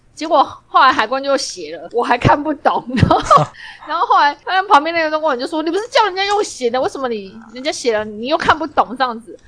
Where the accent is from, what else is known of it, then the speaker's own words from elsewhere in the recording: Taiwan; 因为我们在台湾其实很少开口讲英文